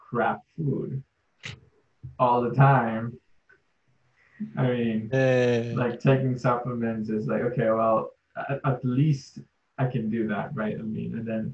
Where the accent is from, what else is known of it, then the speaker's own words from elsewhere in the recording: India; moved away; I'm from India, I have darker skin.